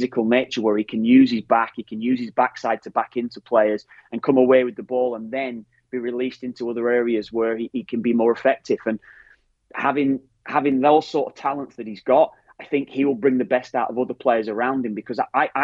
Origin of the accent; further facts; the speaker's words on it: Ireland; That's our rawness, exactly. That we have.